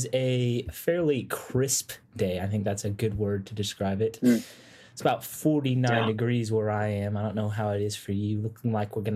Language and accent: English; Nashville, Tennessee, United States; I am from Nashville area, currently attending the Middle Tennessee State University.